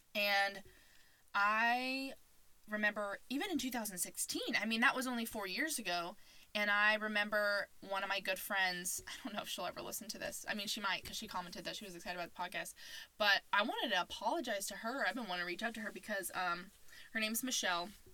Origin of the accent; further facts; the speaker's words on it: Arizona, United States; also born or lived in Indiana; I was born in Indiana. I moved to Arizona when I was a ten.